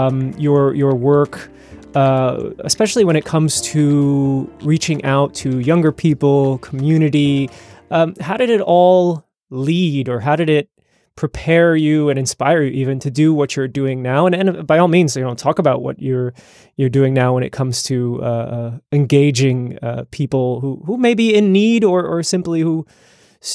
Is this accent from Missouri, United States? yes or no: no; New York, United States; growing up in New York